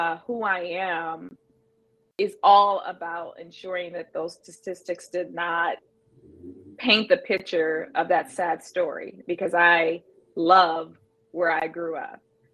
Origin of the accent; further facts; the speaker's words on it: Youngstown, Ohio, United States; moved away as an adult; now in Minnesota, United States; I am a Rust Belt girl, born and raised in Youngstown, Ohio.